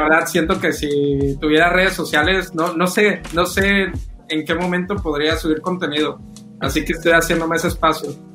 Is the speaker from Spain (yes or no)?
no; Mexico; como mexicanos